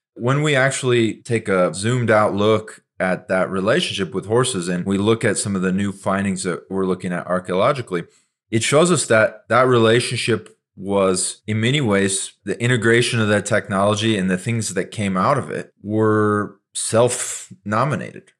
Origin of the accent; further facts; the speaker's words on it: Montana, United States; I grew up in Montana.